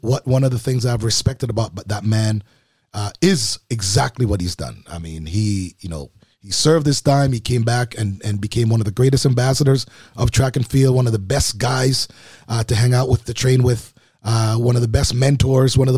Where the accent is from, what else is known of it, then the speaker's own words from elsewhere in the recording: Jamaica; I am a Jamaican